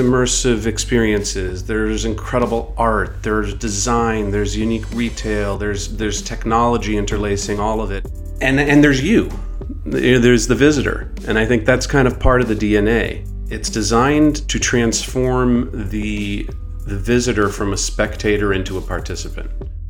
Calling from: Venice Beach, California, United States; Today, I am joining you from Venice Beach, California. But my life is sort of spread across the country.

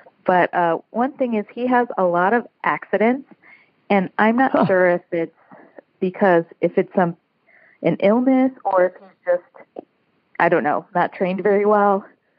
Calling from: Chicago, Illinois, United States; I'm calling from the Chicago area.

